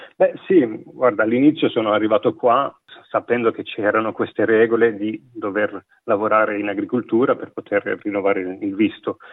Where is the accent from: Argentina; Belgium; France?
Belgium; province of Liège, Wallonia; moved away as an adult; now in Australia; sono nato in provincia di Liegi, da un padre veneto e una madre calabrese, cresciuto e vissuto quasi tutta la mia vita in Belgio